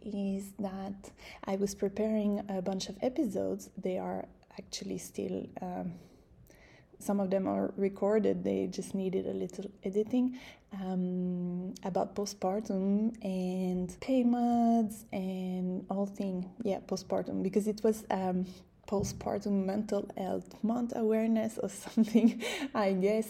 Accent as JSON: {"language": "English", "country": "Canada", "moved": "yes", "said": "I'm Canadian"}